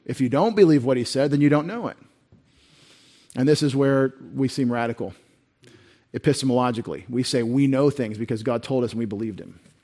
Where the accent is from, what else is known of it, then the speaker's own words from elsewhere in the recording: Texas, United States; we're from Texas